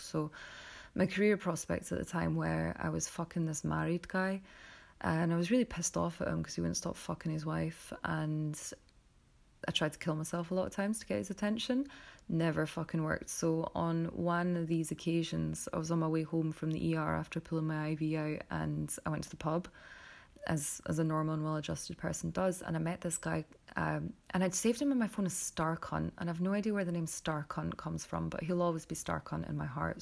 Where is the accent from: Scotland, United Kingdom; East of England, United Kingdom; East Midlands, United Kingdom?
Scotland, United Kingdom; I'm Scottish